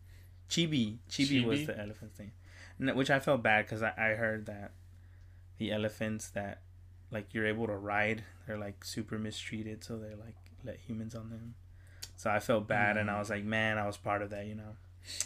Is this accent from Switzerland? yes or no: no; Houston, Texas, United States; accent: Texan; I've been told that they know I'm from Houston because of my accent.